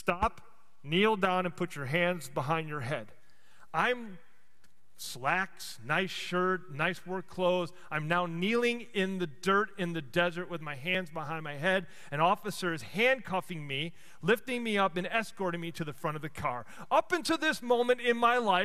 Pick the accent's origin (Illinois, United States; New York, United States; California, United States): Illinois, United States; Chicago; moved away; I grew up in Chicago